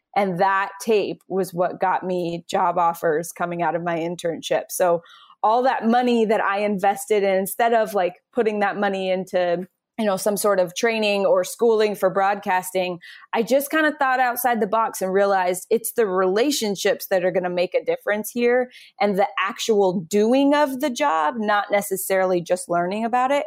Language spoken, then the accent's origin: English; Phoenix, Arizona, United States; moved away as an adult; also born or lived in New York City; I grew up in Phoenix